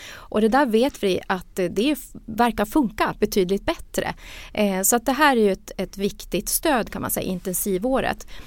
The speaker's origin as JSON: {"language": "Swedish", "town": "Luleå", "region": "Norrbotten County", "country": "Sweden", "said": "jag är ju själv norrbottning och från Luleå"}